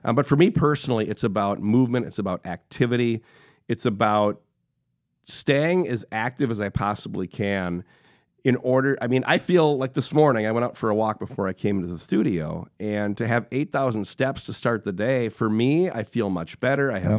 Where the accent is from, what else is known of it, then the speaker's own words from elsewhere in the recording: Sheboygan, Wisconsin, United States; Born and raised in Sheboygan, Wisconsin, a small town halfway between Milwaukee and Green Bay on Lake Michigan